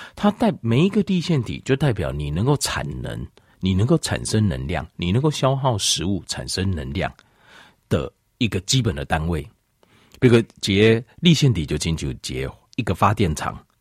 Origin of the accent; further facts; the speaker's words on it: Taiwan; 我们台湾人哦， 好像是， 好像是亚洲人里面哦， 平均起来好像是运动量最少的